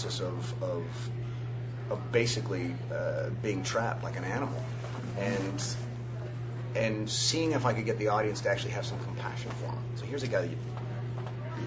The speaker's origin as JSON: {"language": "English", "town": "Los Angeles", "region": "California", "country": "United States", "moved": "as an adult", "lives_now": "Vancouver, Canada", "said": "I'm from L.A."}